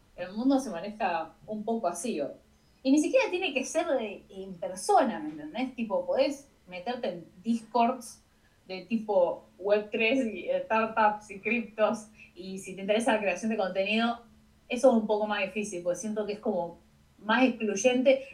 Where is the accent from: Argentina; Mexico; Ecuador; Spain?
Argentina; Por ser de Argentina